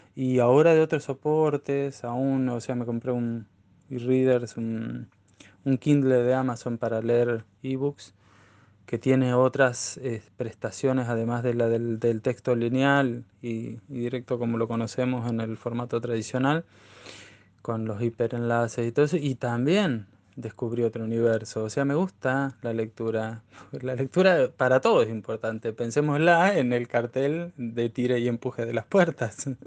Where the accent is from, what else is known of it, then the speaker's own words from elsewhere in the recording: Neuquén, Argentina; yo soy neuquino nativo